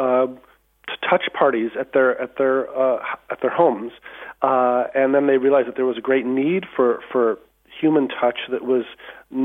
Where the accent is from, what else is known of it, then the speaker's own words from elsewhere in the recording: California, United States; moved away as an adult; now in County Wicklow, Ireland; I'm from California originally